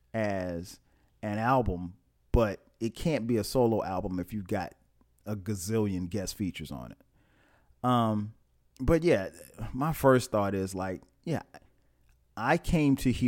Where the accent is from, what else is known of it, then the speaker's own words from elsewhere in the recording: Florence, South Carolina, United States; my hometown of Florence, South Carolina